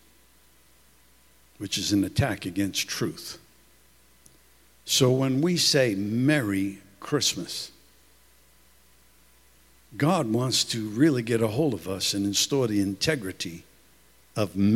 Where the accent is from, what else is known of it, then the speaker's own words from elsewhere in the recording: New York City, New York, United States; I'm from Brooklyn